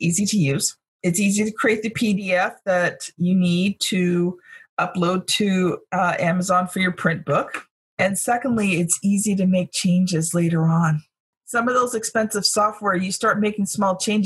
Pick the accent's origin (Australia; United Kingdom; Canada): Canada; I'm a Canadian